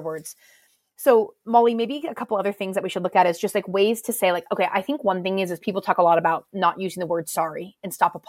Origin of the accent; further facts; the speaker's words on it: United States; moved away as an adult; now in United Kingdom; as an American coming here